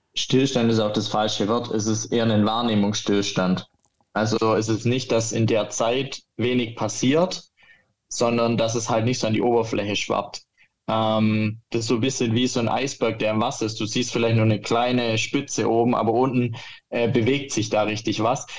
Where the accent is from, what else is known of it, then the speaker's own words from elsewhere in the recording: Germany; bei uns in Deutschland